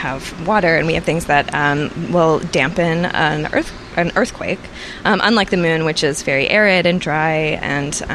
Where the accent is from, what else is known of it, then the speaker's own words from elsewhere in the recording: Austin, Texas, United States; also born or lived in Llano, Texas; now in San Antonio, United States; I grew up in Austin, but I spent my summers in Llano, Texas